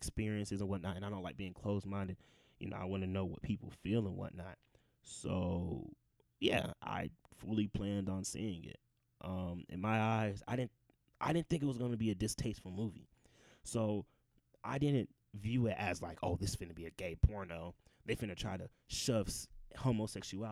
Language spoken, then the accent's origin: English; Georgia, United States; I'm Nigerian. Grew up in a Nigerian household. Born and raised in Georgia